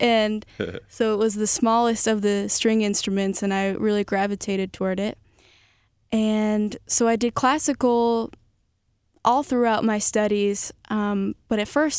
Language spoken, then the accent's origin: English; Rochester, New York, United States; moved away; also born or lived in Nashville; Yeah, well, I grew up in Rochester, New York.